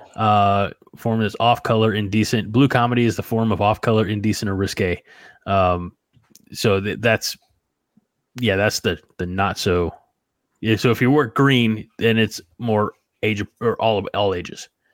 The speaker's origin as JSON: {"language": "English", "town": "New Baden", "region": "Illinois", "country": "United States", "tie": "born or raised there", "also_born_or_lived": "Salem, Illinois", "said": "my hometown of New Baden"}